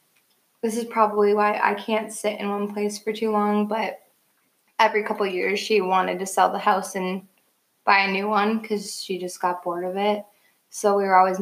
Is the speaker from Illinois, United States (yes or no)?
no; Superior, Wisconsin, United States; also born or lived in Hawaii / Madison, Wisconsin; I'm from Superior, Wisconsin. I lived, fun fact, in Hawaii for 6 months when I was